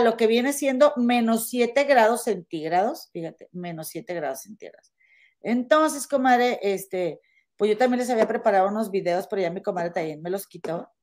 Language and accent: Spanish; Monterrey, Nuevo León, Mexico; now in Chicago area, United States; somos, somos este, regias